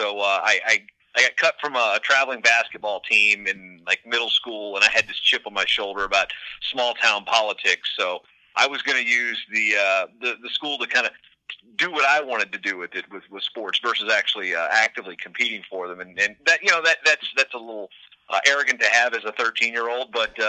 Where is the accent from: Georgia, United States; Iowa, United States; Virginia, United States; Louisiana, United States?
Virginia, United States; Newport News; also born or lived in Poquoson, Virginia; I grew up in Newport News, Virginia.